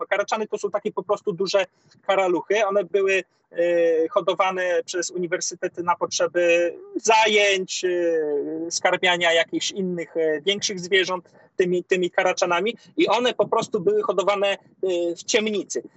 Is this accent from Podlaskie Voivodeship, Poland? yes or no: yes; Podlaskie Voivodeship, Poland; u nas na Podlasiu